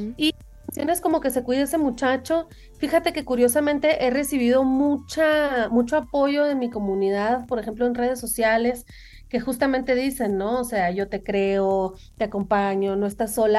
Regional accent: Sonora, Mexico; moved away; also born or lived in United States; son sonidos que yo crecí escuchando, pues, en Sonora

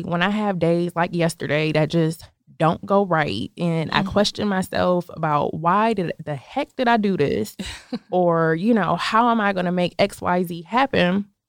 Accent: Buffalo, New York, United States; moved away as an adult; now in Atlanta, United States; I'm originally from Buffalo, New York. It's a smaller, I don't want to say small, but it's a smaller city close to Canada, actually.

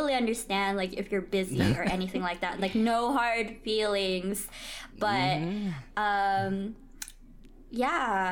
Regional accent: Philippines; I'm Filipino

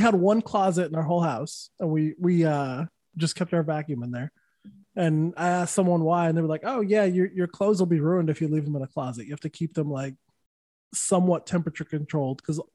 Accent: Santa Fe, New Mexico, United States; also born or lived in California; now in Florida, United States; I'm from New Mexico originally. So I moved to California for, I'm from Santa Fe.

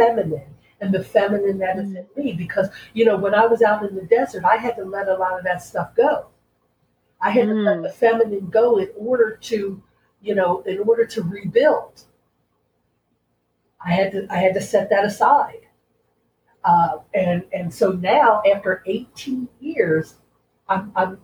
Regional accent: Philadelphia, Pennsylvania, United States; moved away as an adult; I made a decision to leave Philadelphia, to leave my hometown and go somewhere else

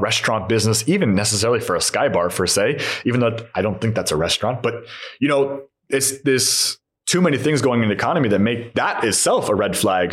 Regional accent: beach cities near Los Angeles, California, United States; moved away as an adult; also born or lived in Long Island, New York; now in Hungary; I come from America, so I understand the American suburb. My dad was working in New York, we lived Long Island, and same thing with LA. We were in these beach cities. I grew up in the beach city, and he they both worked

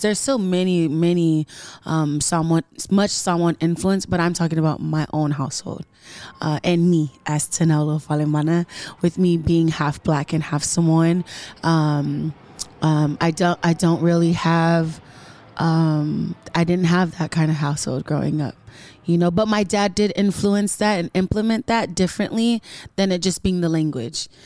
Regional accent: Carson, California, United States; Ness and I, we're from America

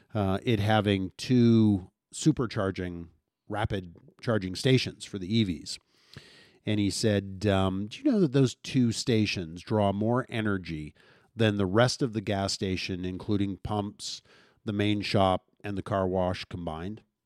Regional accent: St. Albert, Alberta, Canada; growing up in Saint Albert

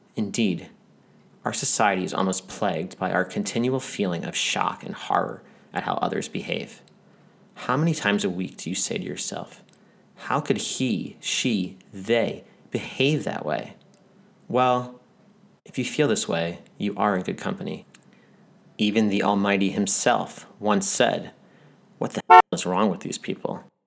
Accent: United States; moved away; also born or lived in Israel; I grew up in America

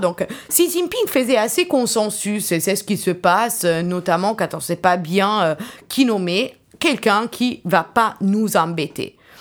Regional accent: Italy; moved away; also born or lived in Nanjing, China; je suis italienne

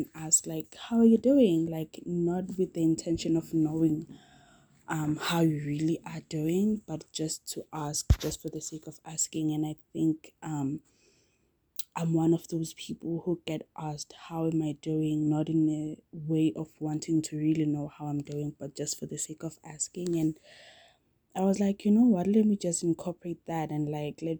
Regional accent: South Africa; I am South African

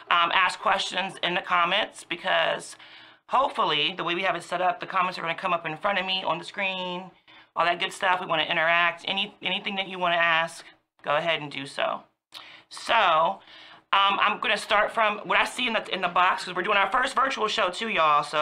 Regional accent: Woodbridge, Virginia, United States; now in Fredericksburg, United States; I'm from Woodbridge, Virginia, all day.

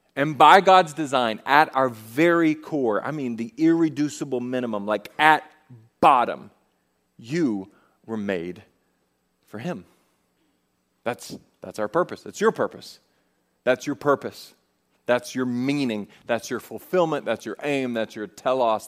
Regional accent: the South, United States; We're from the South.

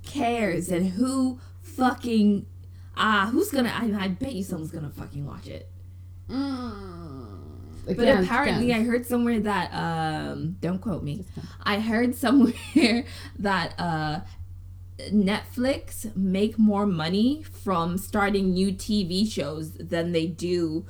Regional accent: England, United Kingdom; also born or lived in Zimbabwe / Ireland; I was born in Zimbabwe. I grew up in England and in Ireland.

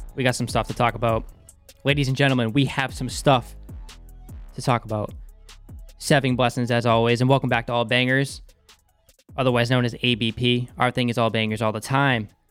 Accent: Boston, Massachusetts, United States; accent: Boston; my Boston accent slipping

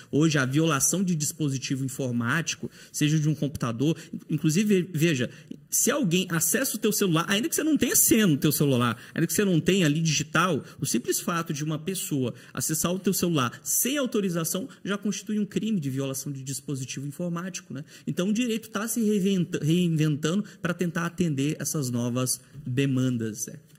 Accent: Teresina, Piauí, Brazil; moved away as an adult; now in Paraná, Brazil; Lá no meu estado natal, no Piauí, em Teresina

